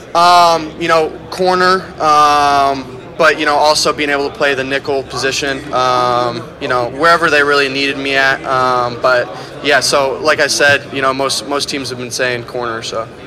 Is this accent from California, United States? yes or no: no; Iowa, United States; I'm from Iowa.